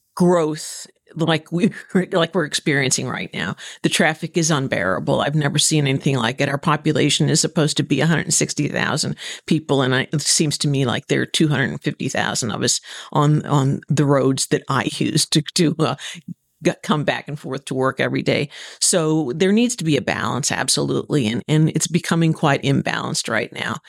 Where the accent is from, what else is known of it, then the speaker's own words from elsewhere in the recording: Southern Illinois, United States; moved away as an adult; also born or lived in Texas; now in Stuart, United States; I'm originally from Southern Illinois, a, uh, farmer's daughter, granddaughter, sister